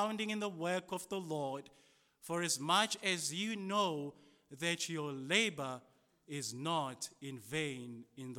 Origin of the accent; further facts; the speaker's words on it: South Africa; As a South African